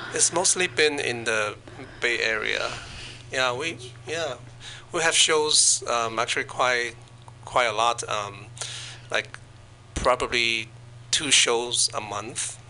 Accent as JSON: {"language": "English", "country": "China", "tie": "born or raised there", "moved": "yes", "said": "I was born in China"}